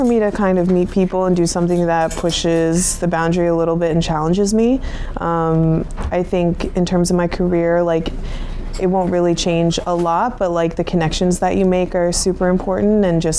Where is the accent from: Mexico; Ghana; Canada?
Canada; Newfoundland and Labrador; moved away; Newfoundland, which is where I grew up.